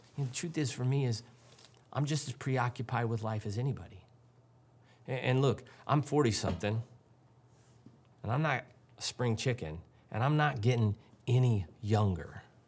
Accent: St. Louis, Missouri, United States; I grew up in Saint Louis

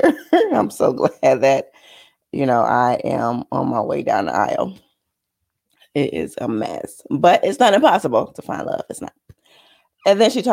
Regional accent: Michigan, United States; because I'm from Michigan

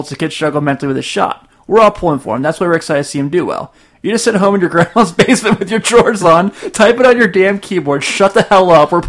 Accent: Cincinnati, Ohio, United States; I'm from Cincinnati.

